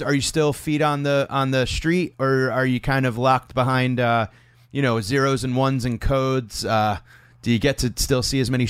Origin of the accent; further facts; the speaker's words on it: Connecticut, United States; I grew up in Connecticut.